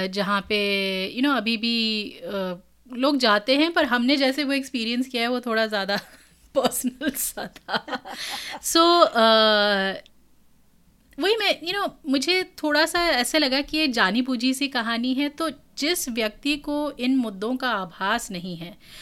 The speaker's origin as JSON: {"language": "Hindi", "region": "Uttarakhand", "country": "India", "tie": "born or raised there", "said": "हम उत्तराखंड से हैं"}